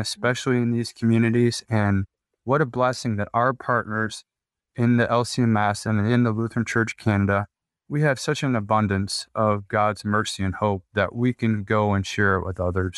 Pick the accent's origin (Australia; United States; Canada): United States; Midwest; growing up in the Midwest